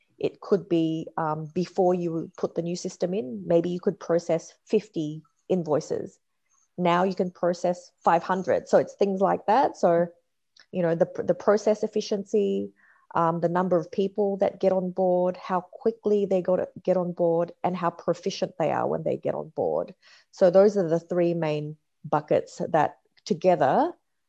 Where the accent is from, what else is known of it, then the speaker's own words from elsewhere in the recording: Australia; moved away as an adult; also born or lived in Perth, Australia / California, United States; now in Sydney, Australia; I grew up in Perth for primary school, then high school in Sydney, then university in California, and then back to Australia. And I'm currently in Sydney.